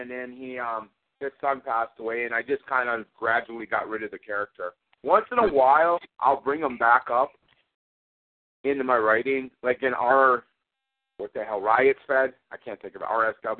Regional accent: Ireland; I'm stubborn. I'm Irish. I don't listen to people.

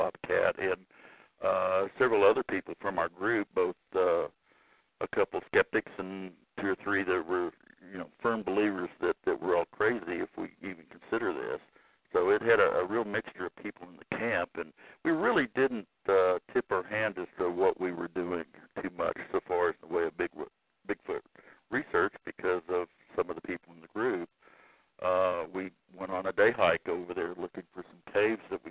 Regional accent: Oklahoma City, Oklahoma, United States; I'm from Oklahoma City, currently live there.

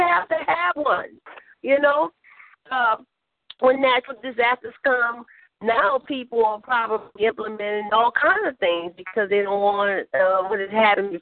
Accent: New Orleans, Louisiana, United States; where I was born and raised at in New Orleans, Louisiana

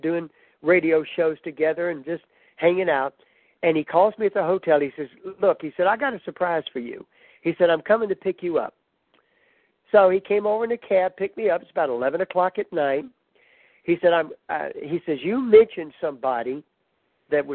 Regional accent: Baton Rouge, Louisiana, United States; I was from Louisiana, you know, I was from Baton Rouge

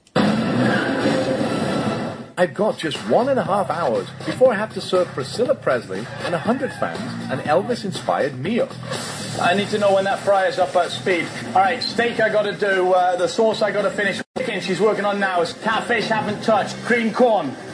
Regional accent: the South of England, United Kingdom; I'm from the South, the South of England, that is

